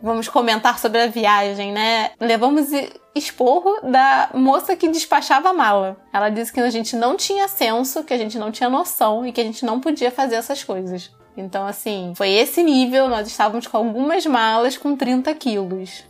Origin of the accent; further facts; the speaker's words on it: Rio de Janeiro, Brazil; accent: carioca (heavy Rio accent); o meu sotaque é carregado aqui no Rio